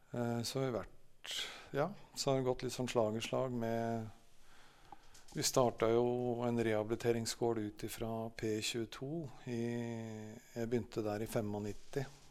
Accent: Jaren, Gran, Innlandet, Norway; Jeg vokste opp på Salem Jarn, da. På, rett borti bygda her.

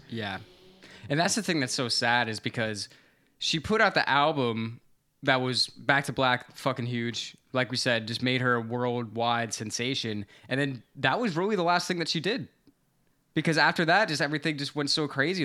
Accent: Florida, United States; I grew up in Florida

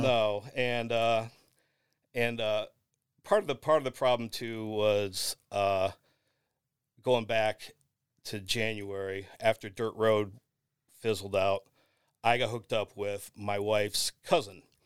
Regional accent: Lorain, Ohio, United States; the Morning Journal, which is my hometown paper

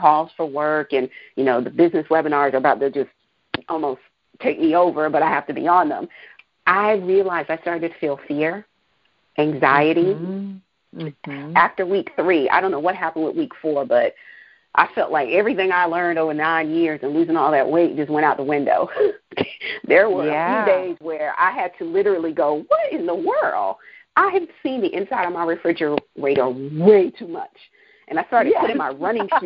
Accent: New York City, New York, United States; moved away; I'm from New York. I'm from Brooklyn originally

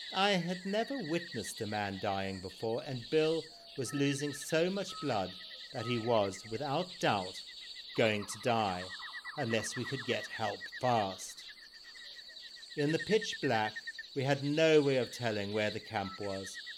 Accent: Zimbabwe; born or raised there

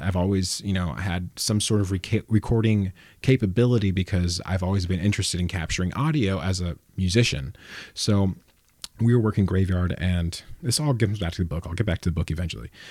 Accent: Los Banos, California, United States; I'm from Las Banos, and that's a, that's a commuter town

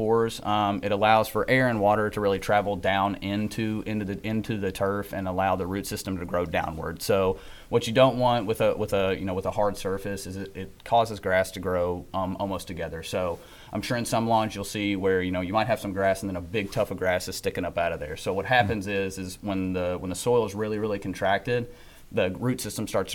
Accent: Nicholasville, Kentucky, United States; I'm from Nicholasville, Kentucky.

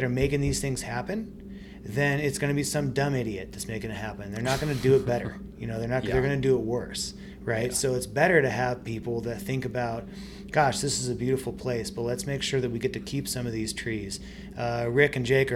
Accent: Tri-Cities, Washington, United States; also born or lived in Spokane, Washington; I'm from Tri-Cities

